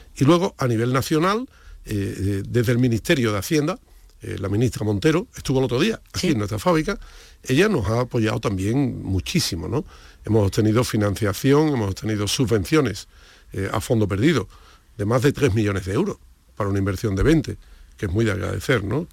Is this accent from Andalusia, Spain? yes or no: yes; Andalusia, Spain; como somos andaluces